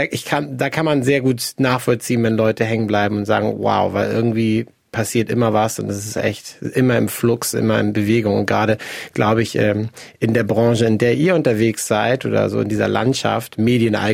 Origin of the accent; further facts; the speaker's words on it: Hamburg, Germany; und ich bin Hamburger Jung